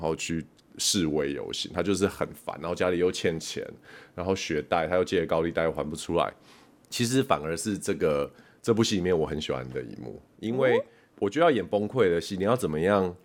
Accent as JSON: {"language": "Chinese", "country": "Taiwan", "said": "身为台湾人"}